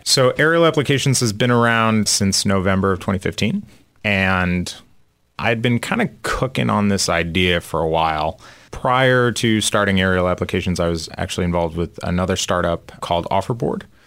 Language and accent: English; outside of Chicago, Illinois, United States; moved away as an adult; also born or lived in California; now in Philadelphia, United States; I grew up outside of Chicago